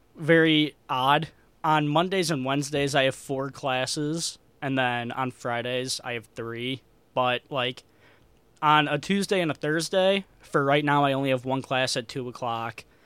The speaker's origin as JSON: {"language": "English", "town": "Chicago", "region": "Illinois", "country": "United States", "moved": "as an adult", "lives_now": "Davenport, United States", "said": "I'm from Chicago"}